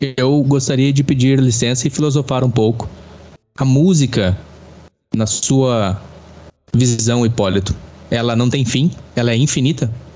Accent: Rio Grande do Sul, Brazil; sou brasileiro com muito orgulho de ser gaúcho. Gaúcho dos Pampas do Rio Grande do Sul.

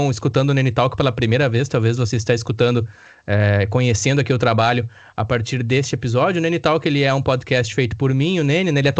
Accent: Campo Bom, Rio Grande do Sul, Brazil; amigos que eu conheci através da música, através da cidade de onde eu nasci, me criei, que é Campo Bom.

